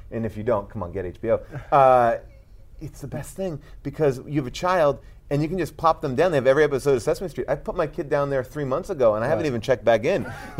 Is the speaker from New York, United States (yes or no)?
yes; Long Island, New York, United States; I'm from Long Island, so you know, I grew up all there, you know, it's like, yeah, that's my hometown